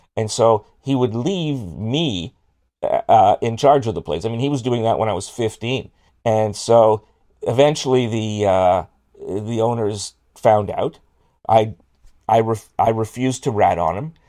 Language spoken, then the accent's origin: English; Toronto, Ontario, Canada; grew up in, uh, North York by Newtonbrook